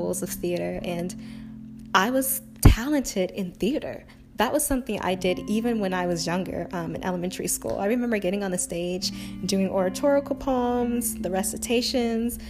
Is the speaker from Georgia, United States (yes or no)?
yes; Augusta, Georgia, United States; I am originally from Augusta, Georgia